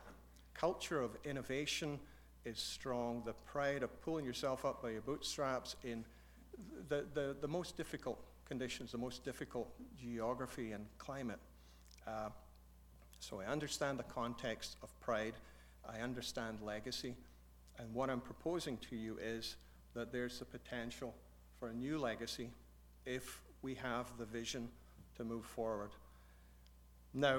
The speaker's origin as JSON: {"language": "English", "region": "central belt of Scotland", "country": "United Kingdom", "tie": "born or raised there", "also_born_or_lived": "Africa / Alberta, Canada", "moved": "as an adult", "lives_now": "Canada", "said": "I grew up in Scotland. I grew up in the central belt of Scotland."}